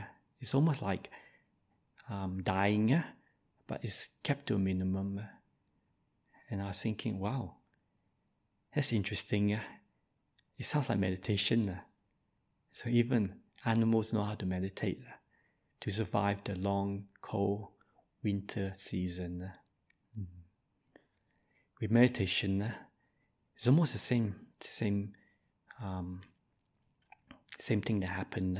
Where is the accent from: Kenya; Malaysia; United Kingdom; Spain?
Malaysia; I'm Malaysian by birth